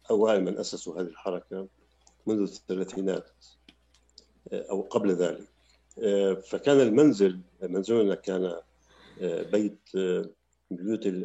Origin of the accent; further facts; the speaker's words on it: Damascus, Damascus Governorate, Syria; also born or lived in Palestine; هذا ما سمنا في دمشق في في مدينة دمشق عندما هاجرنا من فلسطين سنة 48